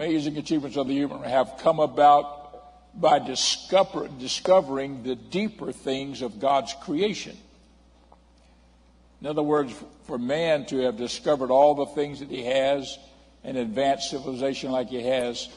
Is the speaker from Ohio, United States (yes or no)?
no; Miami, Florida, United States; as a young man, a boy actually growing up in Miami